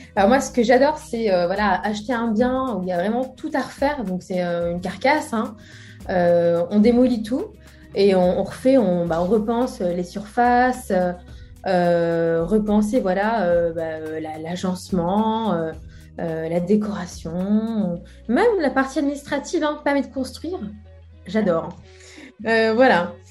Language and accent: French; Brest, Brittany, France; c'est essentiellement à Brest, hein, euh, bah, la ville que, je connais, hein, là où j'ai grandi